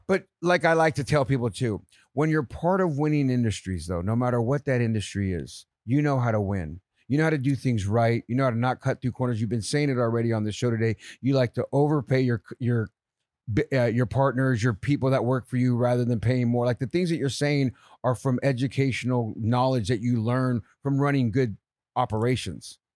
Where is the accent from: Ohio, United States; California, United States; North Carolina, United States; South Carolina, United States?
California, United States; San Jose; moved away; also born or lived in San Francisco; I grew up in San Jose